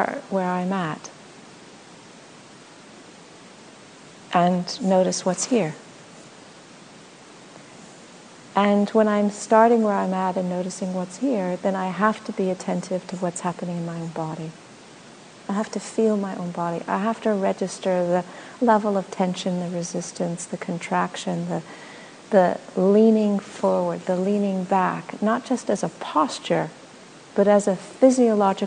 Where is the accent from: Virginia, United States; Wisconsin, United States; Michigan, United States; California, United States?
California, United States; Los Angeles; moved away as an adult; also born or lived in Australia; now in Portland, United States; I was born in Los Angeles, you know. I didn't actually grow up with nature. I grew up with in a concrete jungle